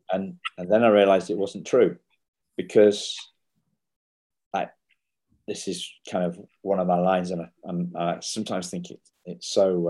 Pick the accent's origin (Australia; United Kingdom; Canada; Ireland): United Kingdom; England; I'm English